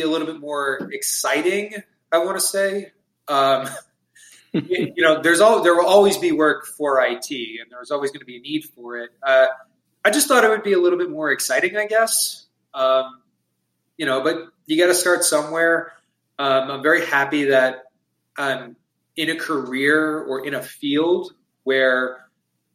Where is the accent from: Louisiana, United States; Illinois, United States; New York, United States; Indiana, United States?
New York, United States; Long Island; moved away as an adult; now in North Carolina, United States; my wife and I, we're both originally from Long Island, New York, and we had moved to North Carolina about a little over 2 years ago